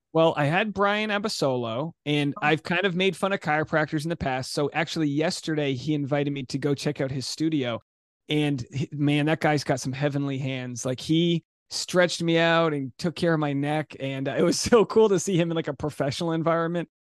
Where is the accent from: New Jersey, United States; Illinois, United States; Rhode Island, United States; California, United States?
Rhode Island, United States; I'm from Rhode Island